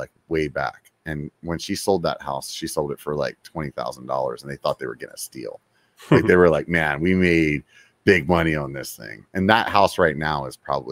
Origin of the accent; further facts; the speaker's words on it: Pennsylvania, United States; now in California, United States; I'm from Pennsylvania originally, so it snows and stuff there during the winter